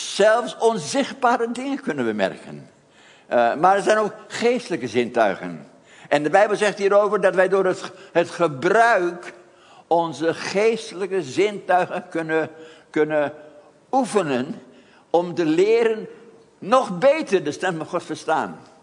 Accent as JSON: {"language": "Dutch", "town": "Haarlem", "region": "North Holland", "country": "Netherlands", "tie": "born or raised there", "moved": "yes", "said": "ik dan in Haarlem."}